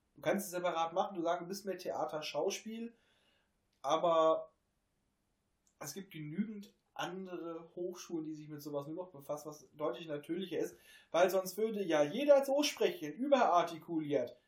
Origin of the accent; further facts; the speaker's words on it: Hameln, Lower Saxony, Germany; bei uns in Hameln